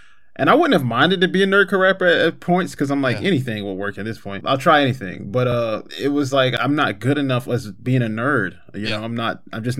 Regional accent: Florida, United States; now in Indiana, United States; I'm from Florida, but I live in Indiana

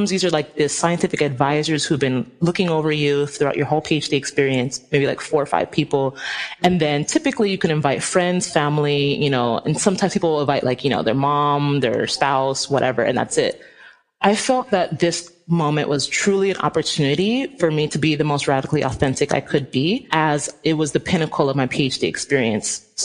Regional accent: Nigeria; And also, like, I'm Nigerian. If any of y'all know how Nigerians are, we are like so extra.

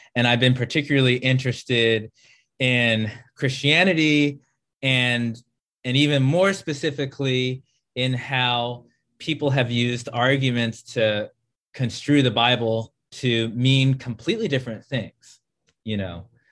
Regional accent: Maryland, United States; I am from Maryland

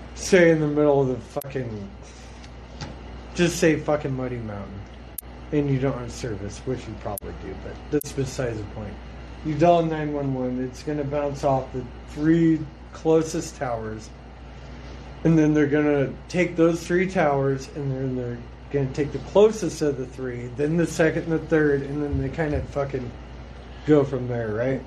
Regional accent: Lander, Wyoming, United States; I grew up in Lander

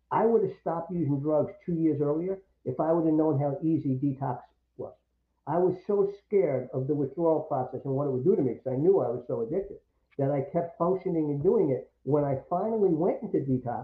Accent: New York, United States; also born or lived in Syracuse; growing up in New York

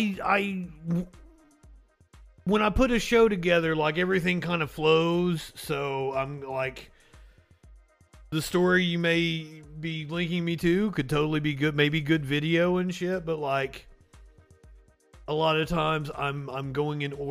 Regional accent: Kentucky, United States; I'm from Kentucky

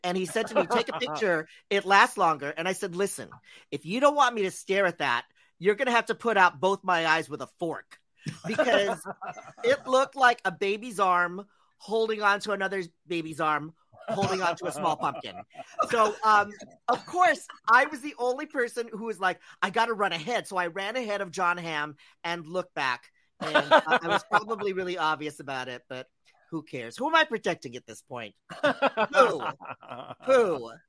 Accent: Philippines; I'm Filipino, so I love free food.

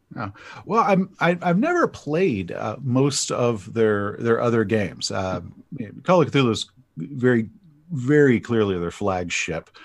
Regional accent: East Texas, United States; I grew up in East Texas during the Satanic Panic of the eighties

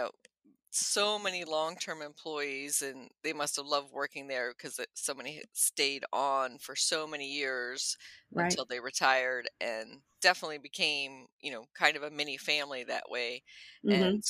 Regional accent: Bavaria, Germany; moved away; I was born in Bavaria myself.

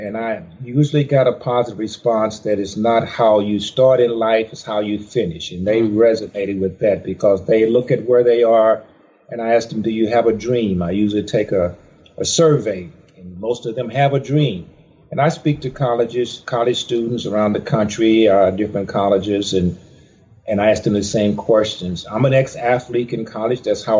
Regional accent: Charleston, Mississippi, United States; Well, I was born in Mississippi, small town in Charleston, Mississippi.

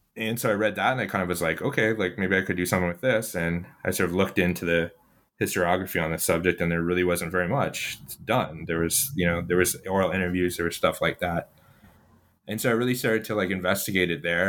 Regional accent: Ottawa, Ontario, Canada; I actually was born and I grew up in Ottawa, Canada

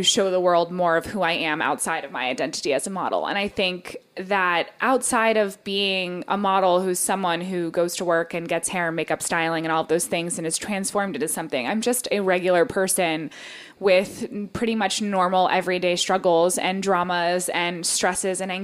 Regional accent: United States; I am American as it gets

